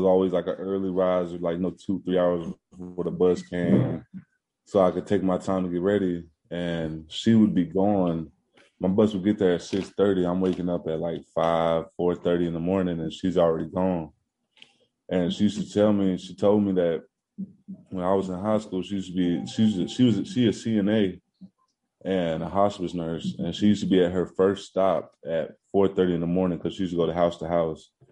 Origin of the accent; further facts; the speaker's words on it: Houston, Texas, United States; moved away as an adult; also born or lived in Kansas / Louisiana; Houston, Texas